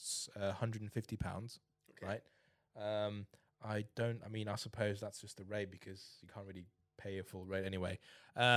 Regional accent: England, United Kingdom; We're English

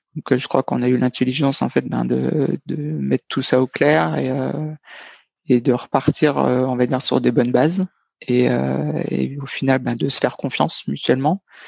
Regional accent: Dijon, Bourgogne-Franche-Comté, France; moved away as an adult; also born or lived in Nevers / Toulouse; j'étais originaire de Dijon, j'étais passé par Nevers, j'étais à ce moment-là, j'étais à Toulouse

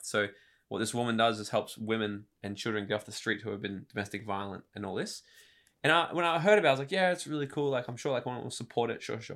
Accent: Gold Coast, Queensland, Australia; also born or lived in New South Wales / Brisbane; I was born in New South Wales, moved up here when I was a couple of years old, uh, grew up in Brisbane and on the Gold Coast

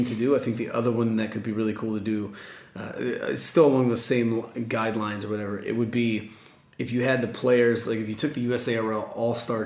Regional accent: United States; I'm an American

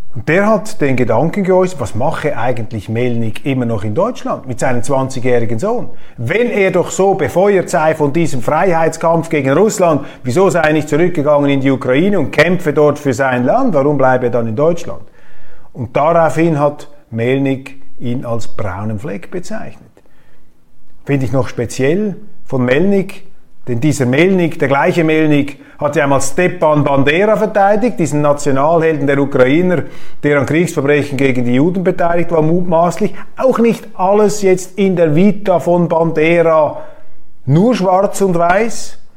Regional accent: Switzerland; Das kann ich natürlich nicht machen als Schweizer

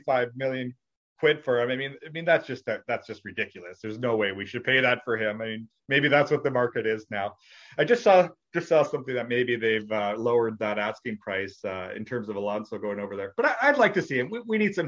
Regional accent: Canada; also born or lived in Winnipeg; growing up in Canada, everything here is ice hockey

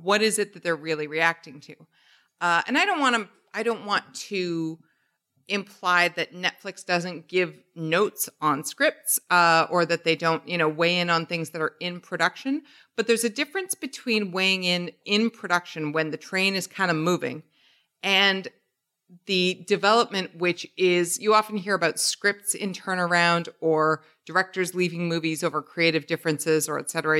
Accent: Canada; born or raised there

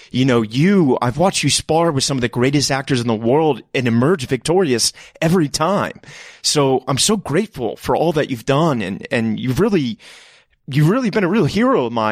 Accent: New York City, New York, United States; I grew up in Queens, New York.

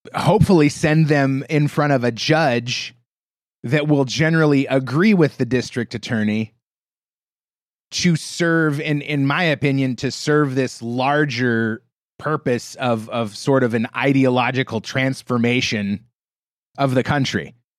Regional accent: United States; being an American

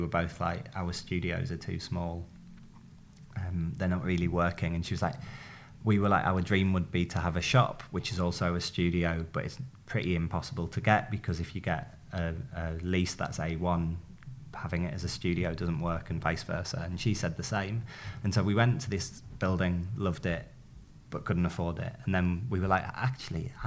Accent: Darlington, North East England, United Kingdom; now in London, United Kingdom; my hometown, and no one leaves Darlington really

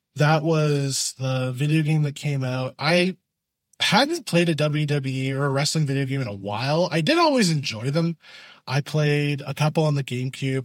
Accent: Canada; being Canadian

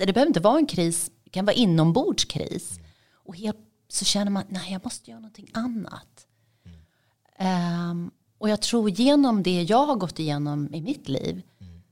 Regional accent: Sweden; moved away as an adult; also born or lived in Dubai; Mitt hemland är ju Sverige men det var där jag bodde och där hade jag bott

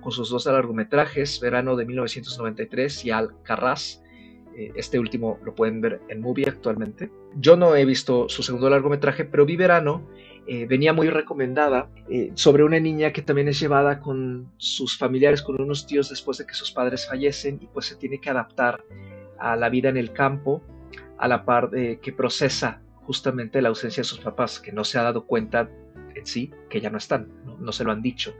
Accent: Mexico

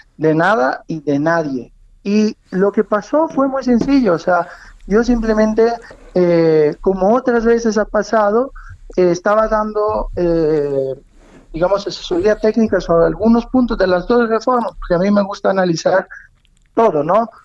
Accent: Italy; now in Mexico

